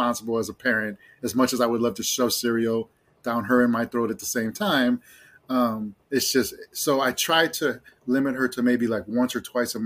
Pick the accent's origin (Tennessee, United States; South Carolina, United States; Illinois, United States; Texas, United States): Illinois, United States; Chicago; moved away; I lived in Chicago for 40 years. I grew up, I'm half Mexican, half Irish, but I grew up in Puerto Rican neighborhoods